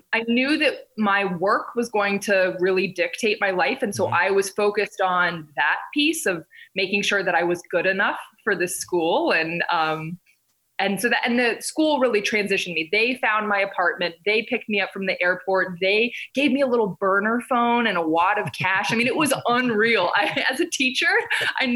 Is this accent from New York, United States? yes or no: no; North Carolina, United States; moved away as an adult; now in India; I grew up in North Carolina